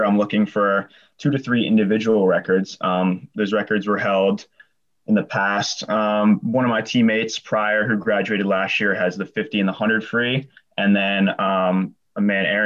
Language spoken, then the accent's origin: English; Bel Air, Maryland, United States; It's a pretty small town, honestly. I grew up there my whole life